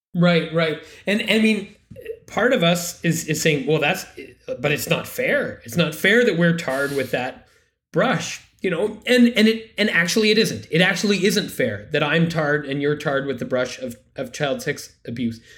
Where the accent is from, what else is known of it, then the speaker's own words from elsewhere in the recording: Canada; I am a Canadian and a Catholic